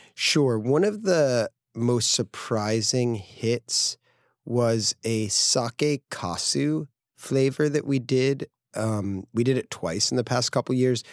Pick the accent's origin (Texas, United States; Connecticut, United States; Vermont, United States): Connecticut, United States; Greenwich; moved away as an adult; also born or lived in San Francisco / upstate New York; Greenwich Point, where I grew up in Connecticut